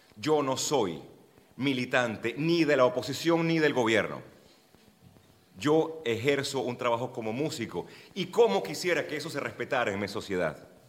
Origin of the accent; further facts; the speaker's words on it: Venezuela; soy venezolano